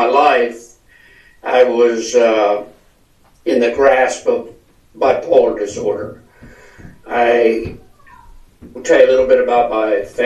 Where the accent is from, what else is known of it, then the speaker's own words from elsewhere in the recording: Delaware, Ohio, United States; now in Scottsdale, United States; I grew up in Delaware, Ohio, and now live in Scottsdale, Arizona.